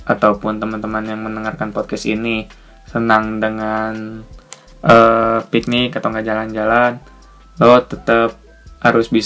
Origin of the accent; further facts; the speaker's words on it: West Java, Indonesia; born there; bokap asli Sunda dan karena gua yang lahir di Sunda karena gua lebih paham Sunda dari bokap gua